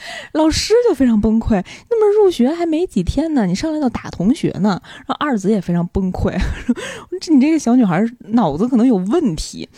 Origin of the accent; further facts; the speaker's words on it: Beijing, China; 作为一个北京人。你有没有觉得自己特别有优越感？